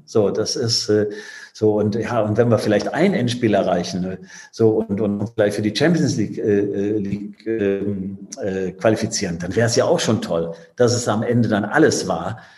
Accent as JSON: {"language": "German", "town": "Düsseldorf", "region": "North Rhine-Westphalia", "country": "Germany", "tie": "born or raised there", "also_born_or_lived": "Bremen / France", "moved": "yes", "said": "Ich bin Düsseldorfer, das ist, äh, das ist meine Heimatstadt"}